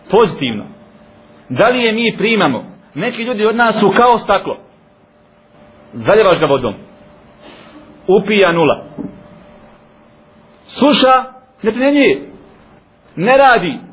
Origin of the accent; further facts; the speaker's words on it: Bosnia & Herzegovina; kod nas u Bosni